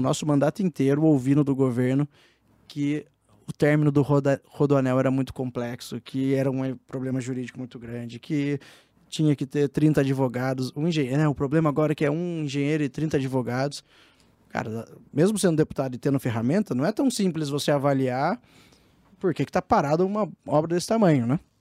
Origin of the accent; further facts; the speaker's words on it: Taubaté, São Paulo, Brazil; eu sou do Vale do Paraíba, lá de Taubaté